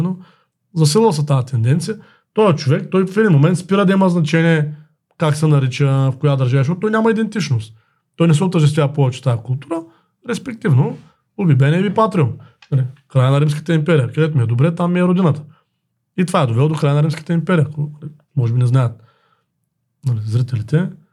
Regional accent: Bulgaria; ние като българи, като предприемачи

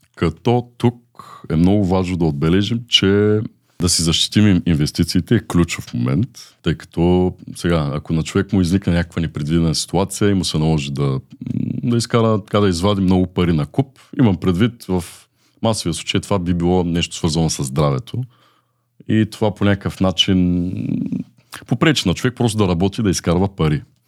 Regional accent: Aksakovo, Varna Province, Bulgaria; От Варна съм родом, израснал съм в град Аксаково.

